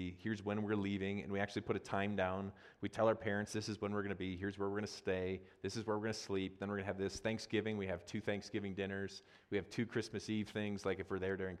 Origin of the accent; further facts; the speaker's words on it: Wisconsin, United States; also born or lived in South Dakota; now in Colorado, United States; I grew up in Wisconsin